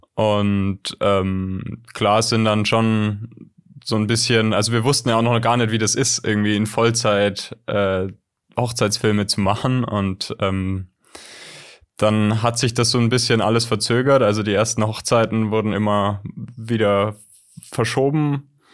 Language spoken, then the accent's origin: German; Southern Germany, Germany; now in Ulm, Germany; wir kommen aus, aus dem Süden Deutschlands